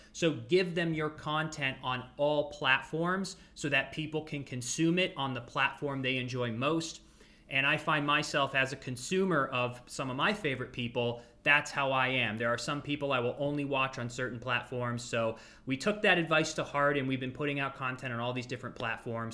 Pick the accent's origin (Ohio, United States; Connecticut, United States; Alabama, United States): Ohio, United States; Ashtabula; moved away as an adult; also born or lived in Los Angeles, California; I grew up in Ashtabula, Ohio. So that's the northeastern part of Ohio